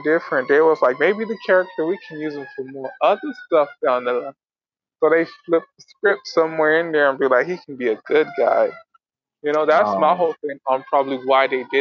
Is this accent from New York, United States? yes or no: no; Miami, Florida, United States; born or raised there